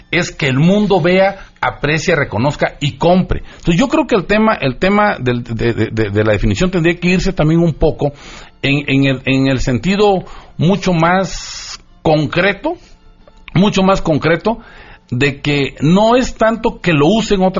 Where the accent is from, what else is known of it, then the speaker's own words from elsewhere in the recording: Isthmus of Tehuantepec, Oaxaca, Mexico; yo soy de Oaxaca, soy hablante zapoteco, yo hablo zapoteco de Istmo de Tehuantepec, de la planicie costera, de, Oaxaca. Este, soy indígena, por supuesto